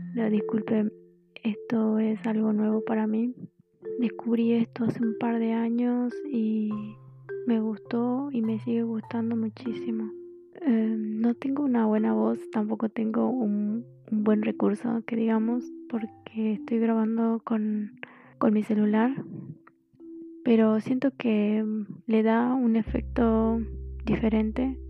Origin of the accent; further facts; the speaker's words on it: Jujuy, Argentina; yo soy de Argentina, soy de, de la provincia de Jujuy, por eso tengo un acento o una tonada diferente